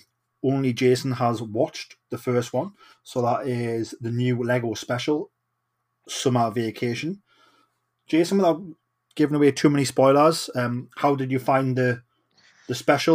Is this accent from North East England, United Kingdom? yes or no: yes; Geordie, North East England, United Kingdom; I am